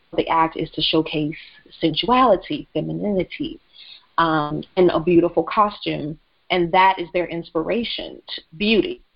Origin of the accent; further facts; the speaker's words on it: the South, United States; I grew up in the South